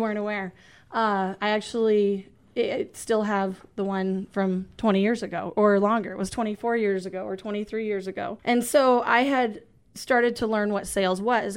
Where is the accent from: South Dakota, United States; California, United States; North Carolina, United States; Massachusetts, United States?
South Dakota, United States; Isabel; I am from North Central South Dakota, uh, actually the Isabel area. All of my family is from, uh, Eagle Butte area. So, uh, I was, you know, raised in, in that part of the woods.